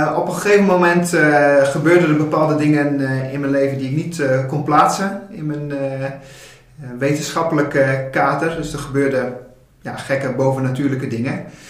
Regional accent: Dokkum, Friesland, Netherlands; also born or lived in Groningen; now in Rotterdam, Netherlands; ik ben geboren en getogen in Dokkum, Friesland

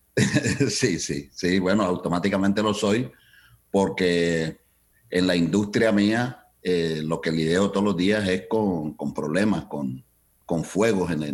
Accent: Cali, Valle del Cauca, Colombia; moved away as an adult; now in Chicago, United States; yo emigré ah, de Colombia, de Cali, Colombia a este país en 1972.

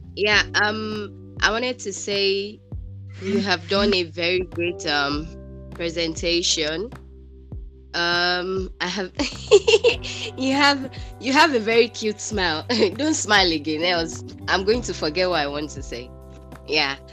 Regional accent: Nigeria; I'm from Nigeria.

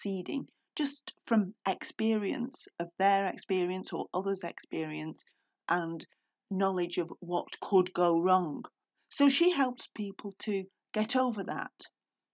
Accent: United Kingdom; I'm British

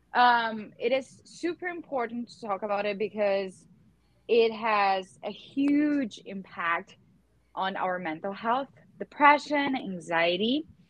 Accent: Teutônia, Rio Grande do Sul, Brazil; now in Potomac, United States; I live in Potomac, Maryland, in the US. But I am from south of Brazil, Teutônia, Rio Grande do Sul.

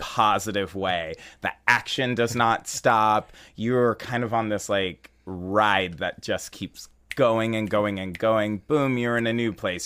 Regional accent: San Jose, California, United States; now in Chicago, United States; I'm actually originally from San Jose, California

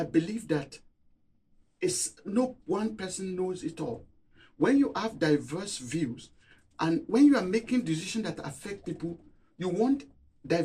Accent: Nigeria; moved away as an adult; also born or lived in Cambridge, United Kingdom / Singapore; now in Durham, United Kingdom; I grew up in Nigeria. I've spent 10 years in Cambridge, 20 years in Singapore.

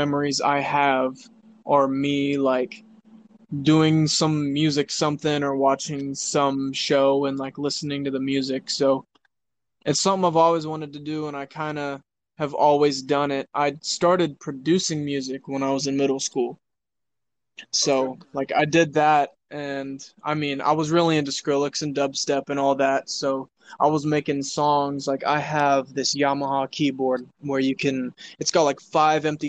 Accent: Independence, Kansas, United States; I was born in Independence, Kansas. It's a town of maybe 7,000, 8,000 people. I had an abusive father. My mother wasn't really good. So, I mean, I was growing up

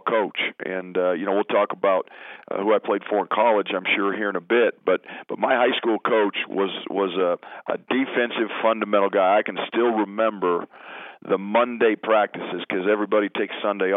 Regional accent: Greeley, Colorado, United States; also born or lived in Pueblo, Colorado; moved to Greeley when I was very, very young

